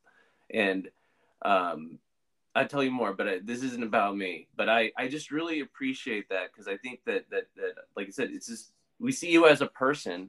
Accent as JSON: {"language": "English", "region": "Virginia", "country": "United States", "tie": "born or raised there", "moved": "yes", "lives_now": "Seattle, United States", "said": "I grew up in Virginia"}